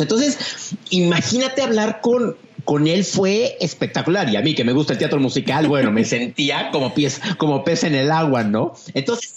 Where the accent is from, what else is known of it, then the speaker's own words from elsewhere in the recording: Mexico; como mexicanos que estamos más cercanos a Estados Unidos